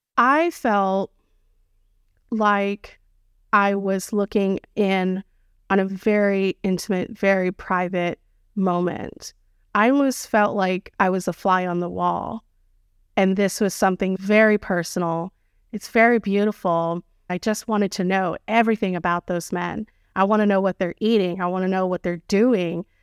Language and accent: English; United States; in the U S, we're just so used to being, uh, in our own skin, comfortable